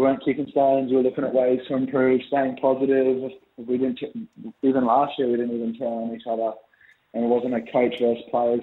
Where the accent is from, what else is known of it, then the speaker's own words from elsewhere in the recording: Brisbane, Queensland, Australia; moved away; play in Brisbane. It's my hometown